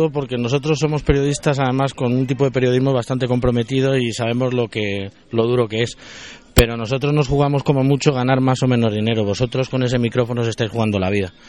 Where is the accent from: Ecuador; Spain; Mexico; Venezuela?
Spain; De España.